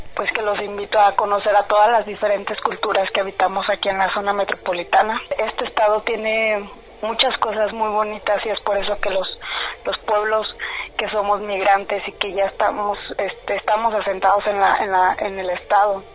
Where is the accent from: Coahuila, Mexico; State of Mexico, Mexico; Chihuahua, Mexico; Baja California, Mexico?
State of Mexico, Mexico; Temascalcingo; now in Zapopan, Mexico; Soy originaria de Santiago Coachochitlán, Temascalcingo, Estado de México y soy del pueblo Mazagua.